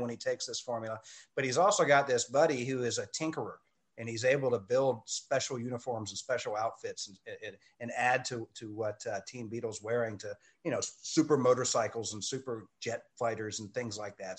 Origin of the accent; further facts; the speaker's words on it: DeLand, Florida, United States; it's my hometown.